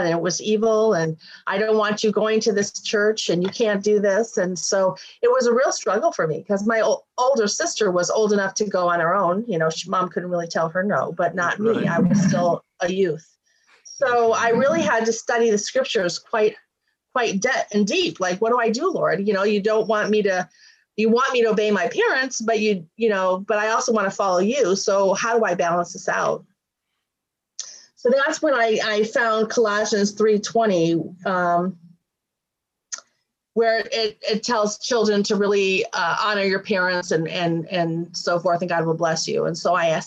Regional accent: Warren, Michigan, United States; I grew up in Michigan, a suburb of Detroit, Warren, Michigan

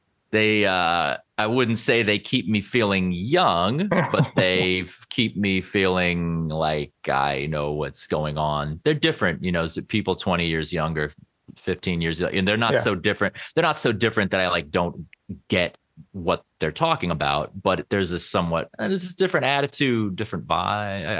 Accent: New York City, New York, United States; also born or lived in Connecticut / Los Angeles; I'm from Manhattan originally, so you know I grew up in New York

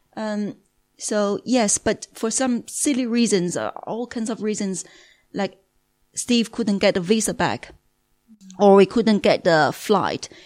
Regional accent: Beijing, China; moved away as an adult; also born or lived in Singapore; now in United Kingdom; I'm from Beijing, China

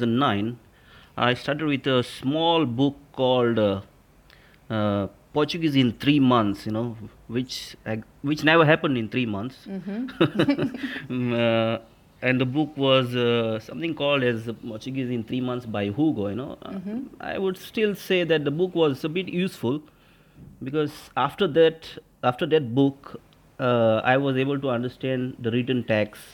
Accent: Raia, Goa, India; I'm from Raya, which is in South Goa

